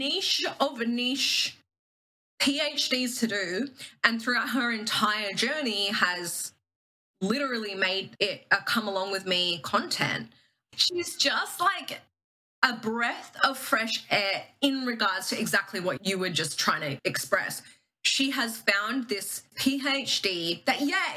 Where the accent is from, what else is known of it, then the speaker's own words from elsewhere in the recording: Queensland, Australia; I live in Queensland. I always compare Melbourne sort of like Australia's like New York-esque vibes. Queensland is like California, maybe on a good day, Florida on a not so good day. I'm from Queensland.